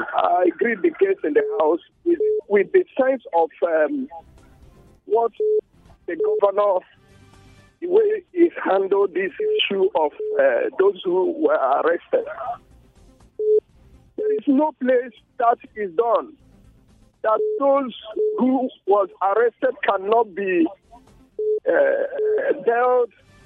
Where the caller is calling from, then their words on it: Refugio, Texas, United States; I'm calling from Refio.